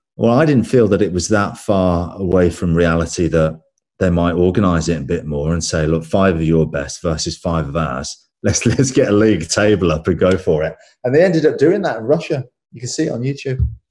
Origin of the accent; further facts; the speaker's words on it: England, United Kingdom; I'm English